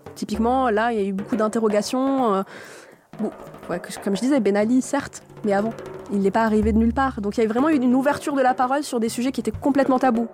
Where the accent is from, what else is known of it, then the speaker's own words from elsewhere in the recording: Tunisia; je suis tunisienne